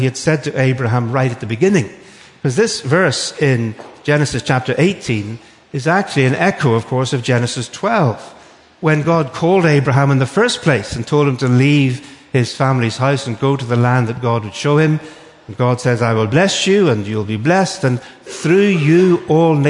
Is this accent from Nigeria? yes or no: no; Northern Ireland, United Kingdom; accent: Northern Irish; moved away; It's actually from Northern Ireland. Because although I'm British, I'm not English, I'm Irish